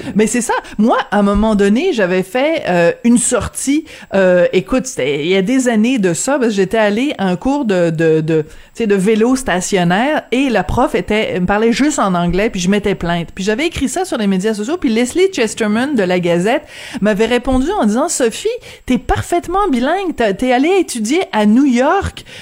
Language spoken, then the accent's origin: French; France; accent: French (France); avec mon petit accent français